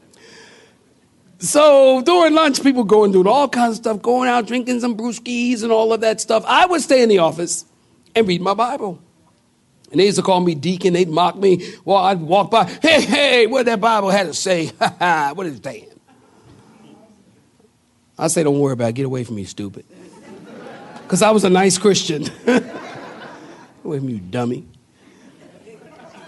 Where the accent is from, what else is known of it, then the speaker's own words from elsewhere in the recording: Philadelphia, Pennsylvania, United States; moved away; also born or lived in California; I come from Philadelphia